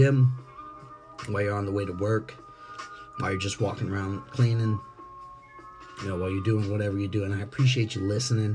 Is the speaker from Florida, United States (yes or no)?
yes; Jacksonville, Florida, United States; I'm born here. I'm bred here in the city of Jacksonville. You know, I'm from Duval. You know, Duval raised me.